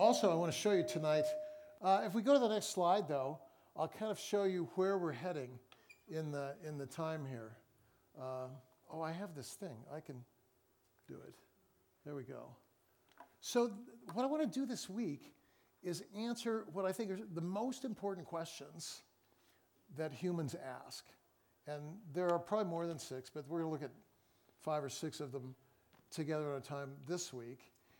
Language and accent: English; Seattle, Washington, United States; I'm from Seattle.